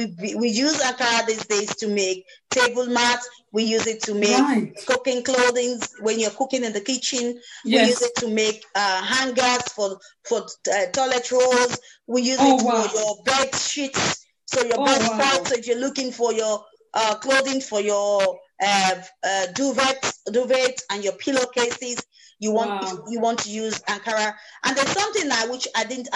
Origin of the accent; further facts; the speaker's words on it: Nigeria; being a Nigerian